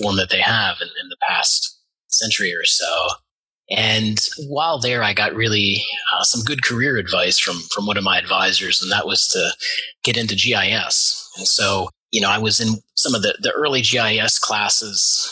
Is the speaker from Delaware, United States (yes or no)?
yes; Wilmington, Delaware, United States; I'm a local person. I did grow up in Wilmington